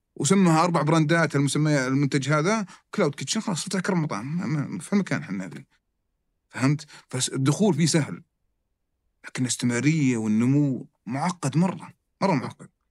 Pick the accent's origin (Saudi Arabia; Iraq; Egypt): Saudi Arabia; عندنا في السعوديه